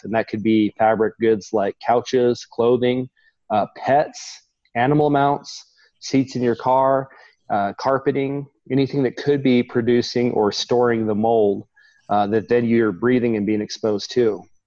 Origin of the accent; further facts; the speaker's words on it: Oklahoma, United States; growing up in Oklahoma